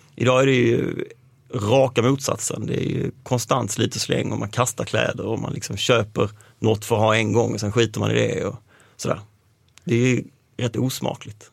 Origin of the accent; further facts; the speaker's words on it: Malmö, Skåne, Sweden; jag är uppvuxen i Malmö, utanför Malmö